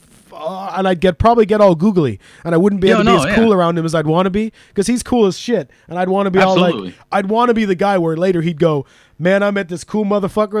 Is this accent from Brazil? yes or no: no; Canada; also born or lived in Wales; now in Cwmbran, United Kingdom; I was born in Wales and moved to Canada really young and moved back to Wales.